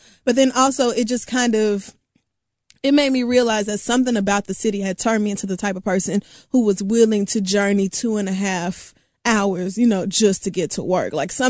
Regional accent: Oklahoma, United States; also born or lived in Texas / Louisiana; I have certainly never experienced shit like that growing up in Oklahoma, Texas, Louisiana. It does not snow.

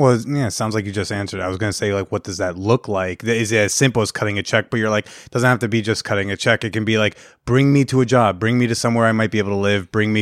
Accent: New Jersey, United States; born or raised there

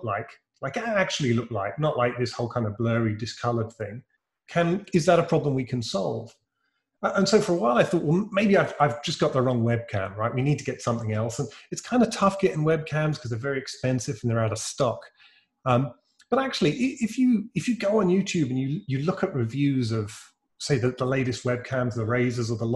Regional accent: United Kingdom; accent: British; Reincubate's a British software company. That's my peculiar accent.

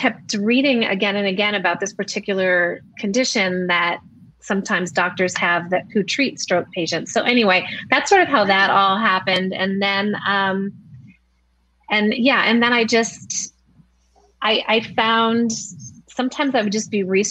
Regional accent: Rochester, New York, United States; I grew up in Rochester, New York

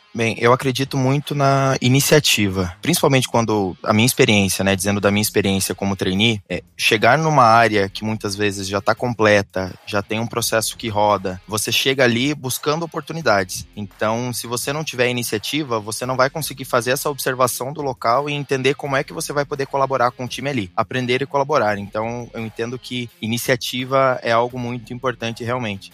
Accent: Paraná, Brazil; moved away as an adult; now in Petrolina, Brazil; eu sou do Paraná, mas hoje estou morando aqui em Petrolina, no Pernambuco

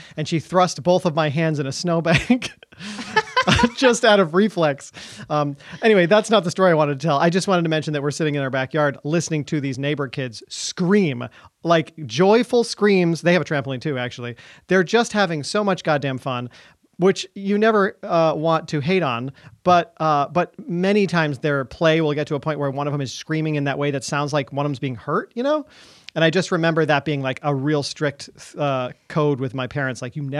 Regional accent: Vermont, United States; Of course, like I'm from

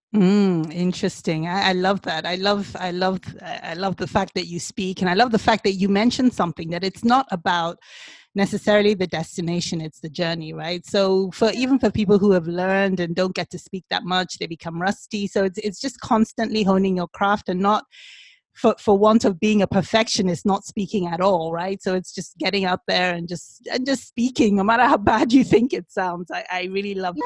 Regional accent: Nigeria; we're Igbo, we're Nigerian

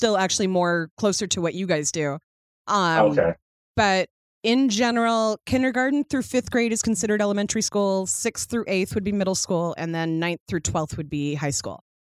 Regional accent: Seattle, Washington, United States; I grew up in Seattle

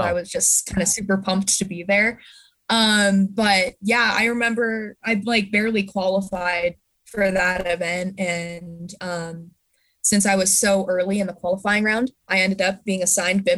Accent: Park City, Utah, United States; I grew up in Park City

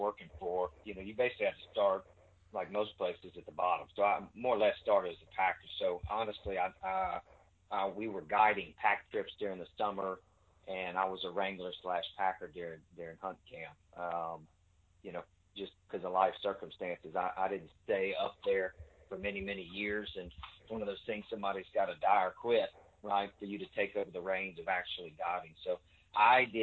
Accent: Shreveport, Louisiana, United States; now in Lafayette, United States; I grew up in North Louisiana, a town called Shreveport.

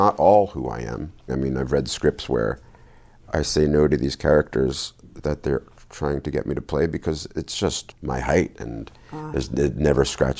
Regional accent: New Jersey, United States; I grew up in town in New Jersey, and we didn't move.

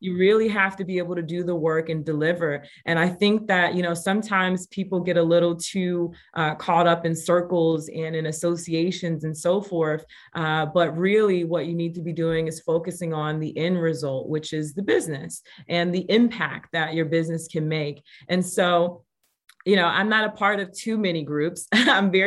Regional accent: New York City, New York, United States; moved away; also born or lived in Gary, Indiana / Indianapolis, Indiana / Las Vegas; And I was raised in the Bronx, New York.

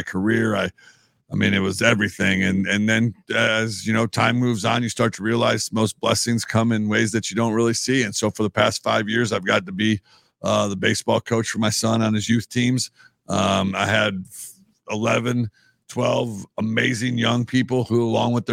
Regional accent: La Porte, Indiana, United States; moved away as an adult; also born or lived in Chicago, Illinois / Blair, Nebraska / Kearney, Nebraska; now in Nebraska, United States; I'm from back east, you know, east of the Mississippi. I'm from LaPorte, Indiana

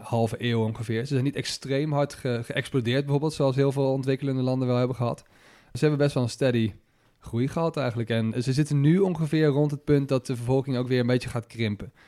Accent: Netherlands

